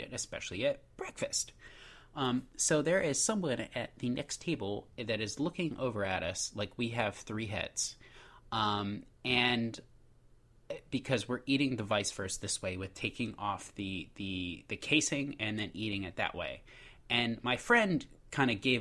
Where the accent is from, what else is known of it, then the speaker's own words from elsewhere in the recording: United States; I am clearly American